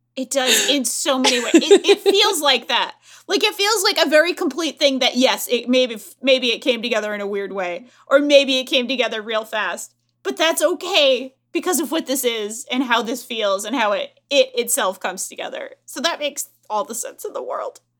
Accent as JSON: {"language": "English", "country": "United States", "said": "as an American"}